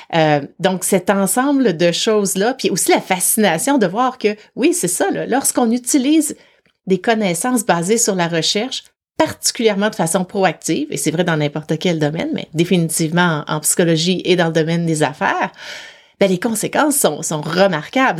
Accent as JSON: {"language": "French", "town": "Quebec City", "region": "Quebec", "country": "Canada", "moved": "as an adult", "lives_now": "Vancouver, Canada", "said": "je viens de Québec, de la ville de Québec en, particulier, même si maintenant j'habite euh, sur la côte ouest à Vancouver"}